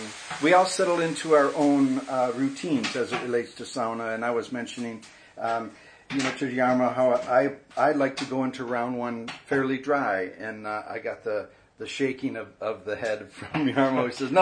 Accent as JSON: {"language": "English", "region": "Minnesota", "country": "United States", "lives_now": "San Francisco, United States", "said": "You know, it was easy for me. I came from Minnesota."}